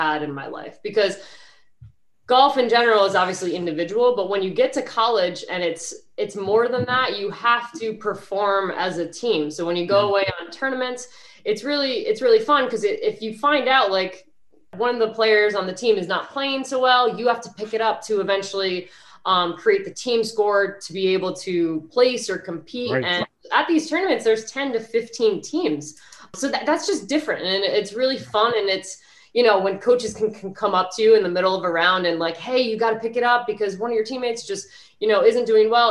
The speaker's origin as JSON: {"language": "English", "region": "New York", "country": "United States", "said": "I'm originally from New York, so the tri-state area"}